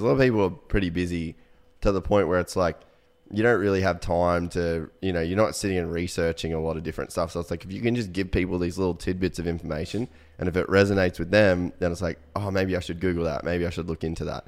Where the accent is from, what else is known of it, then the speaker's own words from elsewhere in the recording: Cairns, Queensland, Australia; moved away as an adult; also born or lived in United States; we grew up in Cairns